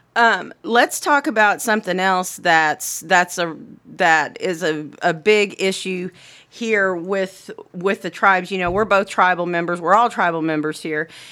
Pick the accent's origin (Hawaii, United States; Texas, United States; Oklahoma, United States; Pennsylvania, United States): Oklahoma, United States; Anadarko; In my hometown of Anadarko